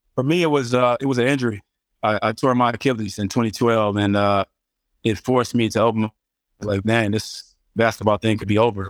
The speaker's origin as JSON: {"language": "English", "town": "Cincinnati", "region": "Ohio", "country": "United States", "said": "I'm from Cincinnati, Ohio."}